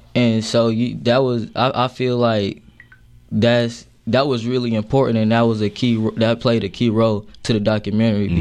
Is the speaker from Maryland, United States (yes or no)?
no; Charleston, South Carolina, United States; now in Asheville, United States; I'm from okay. Charleston, South Carolina